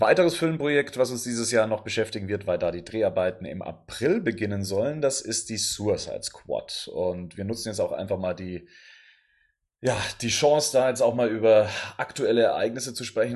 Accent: Bavaria, Germany; Ich bin aus Bayern.

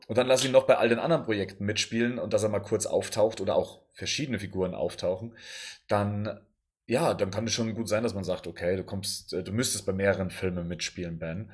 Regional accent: Bavaria, Germany; Ich bin aus Bayern.

